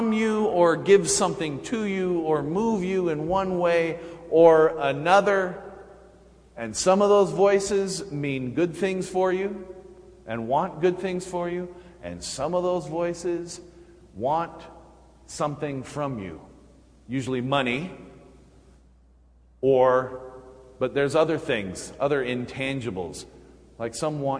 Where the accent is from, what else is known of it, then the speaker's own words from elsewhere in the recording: Clearfield, Utah, United States; growing up in Utah, at Clearfield, my youth group was about three people